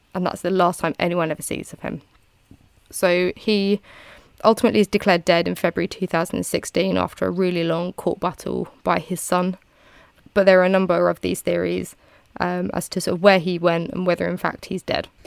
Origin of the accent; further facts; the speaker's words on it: United Kingdom; I'm British.